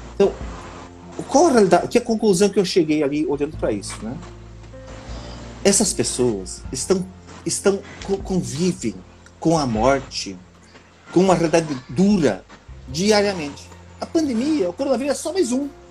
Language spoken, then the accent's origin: Portuguese; Rio Grande do Sul, Brazil; moved away as an adult; now in Ceará, Brazil; eu sou gaúcho, né? Trabalhei por quatorze anos na fiscalização do I C M S do Rio Grande do Sul.